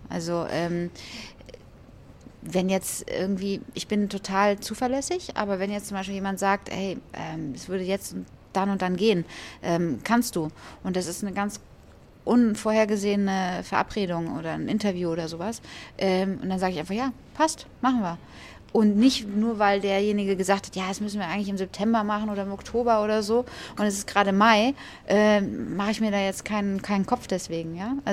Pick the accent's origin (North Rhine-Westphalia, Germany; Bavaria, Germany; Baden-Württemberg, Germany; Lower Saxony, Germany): North Rhine-Westphalia, Germany; Düsseldorf; also born or lived in Hesse; ich bin in Düsseldorf groß geworden bin aber eigentlich gebürtige Hessin. Ja? was man jetzt gar nicht mehr hört. Aber ähm, ich bin in Hessen geboren, bin aber dann relativ schnell mit meiner Mutter nach Düsseldorf gezogen.